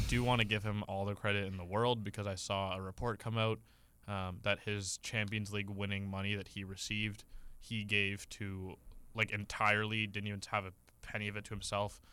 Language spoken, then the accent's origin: English; Canada; We're Canadian